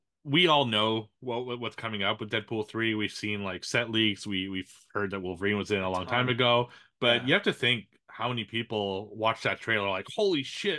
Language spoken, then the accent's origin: English; Canada